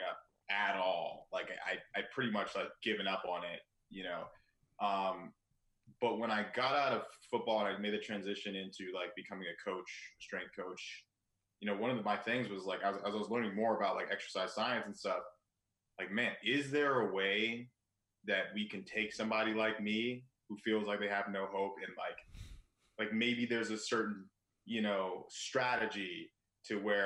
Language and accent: English; Claremont, California, United States; moved away as an adult; also born or lived in Ohio; now in Chicago, United States; I'm originally from California.